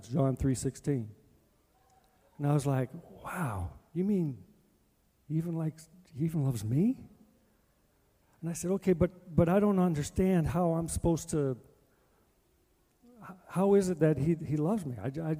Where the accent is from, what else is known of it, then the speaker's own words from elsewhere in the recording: Edmonton, Alberta, Canada; Now, I'm from Edmonton, and I'm playing for Calgary, and we're not good.